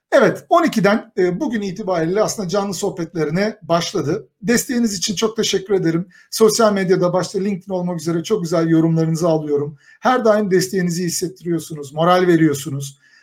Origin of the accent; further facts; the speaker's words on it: Kayseri Province, Turkey; tipik bir Kayserili olarak